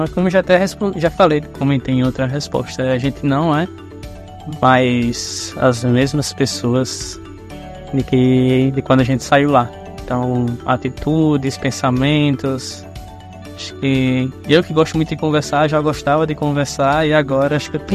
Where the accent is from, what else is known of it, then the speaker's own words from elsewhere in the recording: Parnamirim, Rio Grande do Norte, Brazil; vim de Parnamirim, do Rio Grande do Norte.